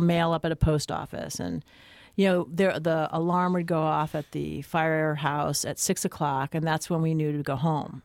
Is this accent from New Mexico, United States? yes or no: no; New Jersey, United States; I grew up in Jersey